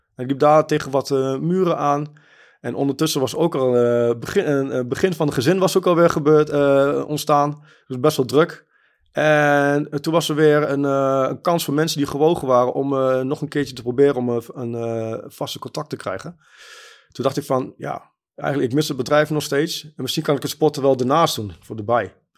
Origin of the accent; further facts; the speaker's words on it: Germany; now in Netherlands; Ik ben geboren in Duitsland en ik woon in Nederland.